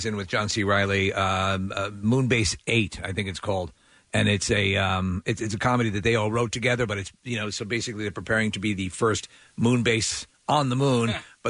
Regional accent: Long Island, New York, United States; growing up in New York, Long Island.

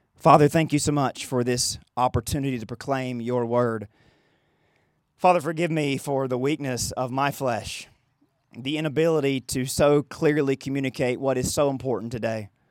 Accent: United States

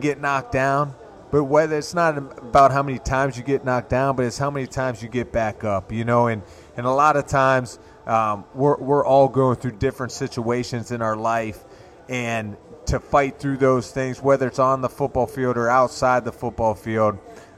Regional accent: Pittsburgh, Pennsylvania, United States; moved away; I went to my hometown to play the Pittsburgh Steelers.

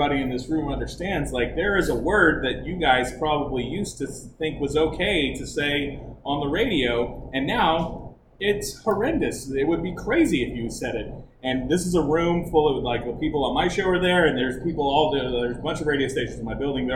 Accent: Texas, United States; I'm from Texas

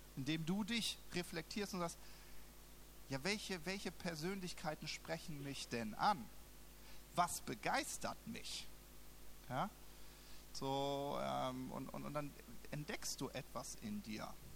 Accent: Southern Germany, Germany; moved away as an adult; now in Berlin, Germany; ich wohne in, im Süden Deutschlands

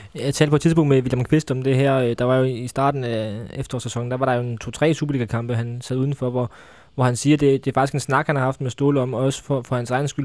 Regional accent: Funen, Southern Denmark, Denmark; nu er jeg jo fra Fyn

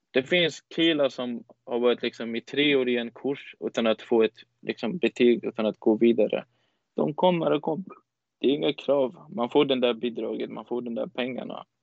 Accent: Afghanistan; also born or lived in Iran; Om jag sitter med en iranier utan att jag säger jag kommer från Afghanistan, han kommer aldrig kunna identifiera mig till jag är från Afghanistan.

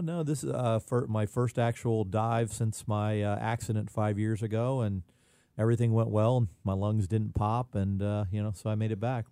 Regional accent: Indian Rocks Beach, Florida, United States; I grew up on Indian Rocks Beach fishing the Indian Rocks Pier

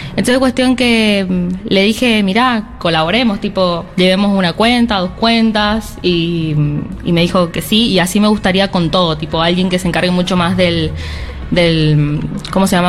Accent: San Juan, Argentina; Sí, soy de la provincia de San Juan, nos vinimos y estamos muy contentos de estar acá.

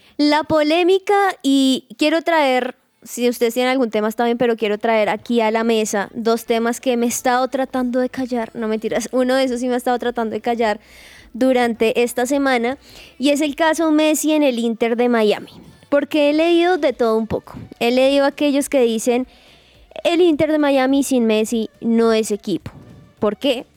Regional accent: Colombia; nosotros como colombianos

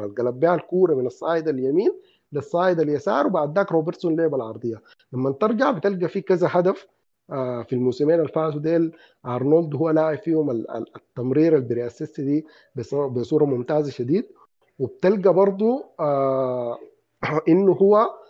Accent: Sudan; عندنا في السودان

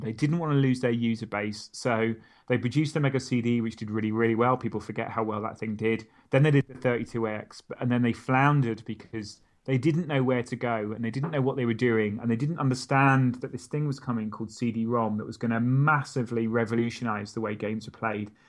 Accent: Stockport, North West England, United Kingdom; also born or lived in Milton Keynes; I was born in Mil-, literally just outside Milton Keynes. We moved to Stockport when I was eight or nine.

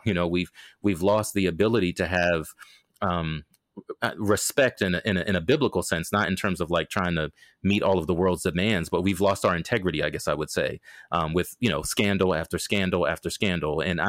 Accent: Maryland, United States; also born or lived in Okinawa, Japan; I mean, I was born in Okinawa, Japan, because of my dad's military service. And so my whole life, once we landed in Maryland, was on a large military installation.

